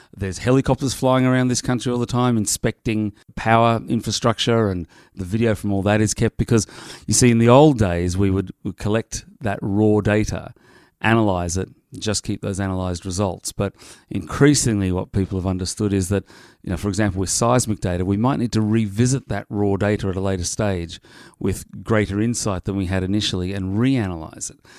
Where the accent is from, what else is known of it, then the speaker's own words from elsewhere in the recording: Sydney, New South Wales, Australia; moved away; Sydney, Australia, my hometown.